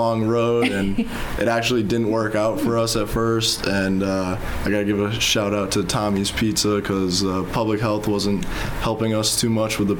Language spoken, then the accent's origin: English; Wethersfield, Connecticut, United States; moved away as an adult; now in Guam; I'm originally from Wethersfield, Connecticut